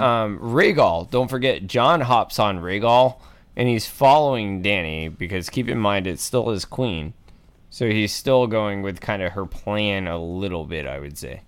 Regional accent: Atlanta, Georgia, United States; moved away; I'm from Atlanta, Georgia, originally

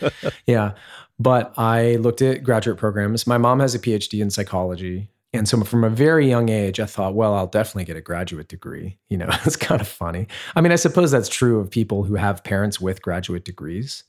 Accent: Centerville, Ohio, United States; moved away as an adult; also born or lived in Oberlin, Ohio / Los Angeles; I grew up in Ohio, actually. A little town called Centerville, which is outside Dayton, Ohio

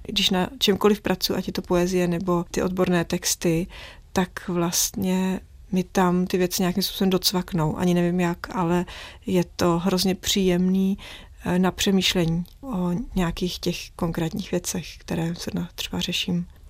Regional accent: Prague, Czechia; když jsem vyrůstala v centru, na Praze 6 nedaleko hradu

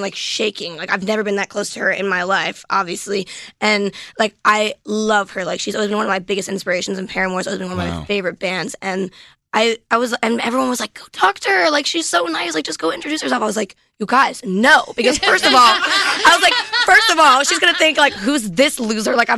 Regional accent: New York, United States; I grew up in New York

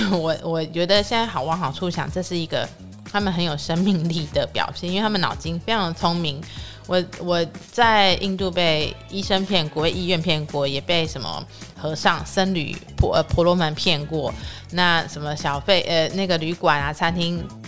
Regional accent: Taiwan; 所以有时候他们问我说你是哪里人的时候，我就不会很直接说是台湾

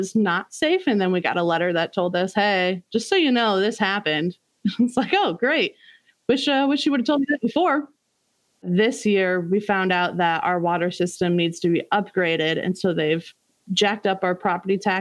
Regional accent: Rockwell City, Iowa, United States; I grew up in Rockwell City, Iowa

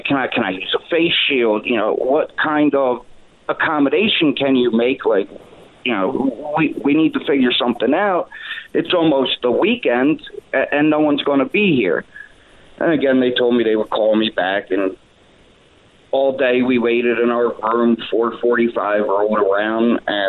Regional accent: Pennsylvania, United States; I'm from Pennsylvania. I can't just turn around and go home.

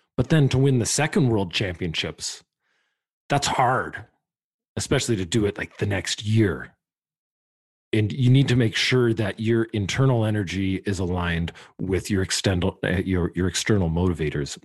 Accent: Canada; I'm a Canadian.

